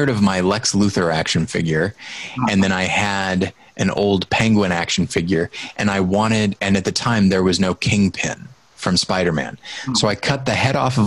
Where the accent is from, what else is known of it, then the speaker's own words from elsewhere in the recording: Southern Missouri, United States; my hometown I wasn't in Southern Missouri.